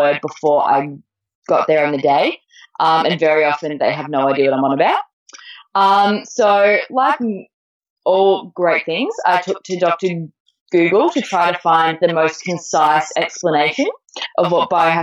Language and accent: English; Melbourne, Victoria, Australia; also born or lived in Torquay, Victoria; I actually moved from my the family home that I was raised in Melbourne